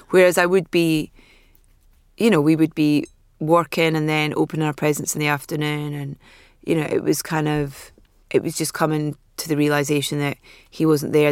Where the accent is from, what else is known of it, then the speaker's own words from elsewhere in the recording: Anstruther, Scotland, United Kingdom; I was from Anstruther.